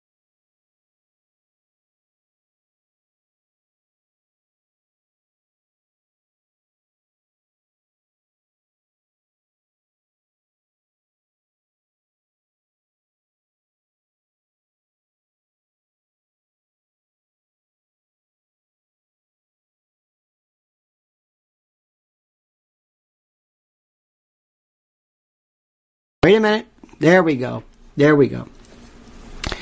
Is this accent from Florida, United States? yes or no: yes; Tampa, Florida, United States; growing up in Florida.